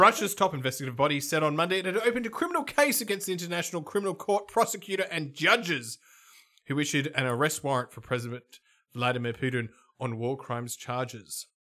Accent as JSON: {"language": "English", "town": "Melbourne", "region": "Victoria", "country": "Australia", "said": "I'm from Melbourne"}